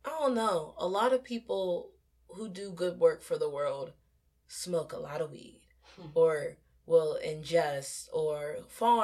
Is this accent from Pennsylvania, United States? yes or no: yes; Pennsylvania, United States; I'm from Pennsylvania